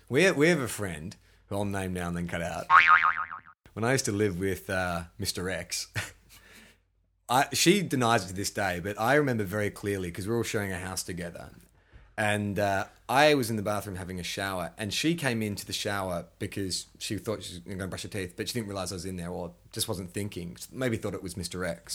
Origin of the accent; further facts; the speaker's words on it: Melbourne, Victoria, Australia; moved away; also born or lived in Sydney; growing up in Melbourne, you know, you got St Kilda Beach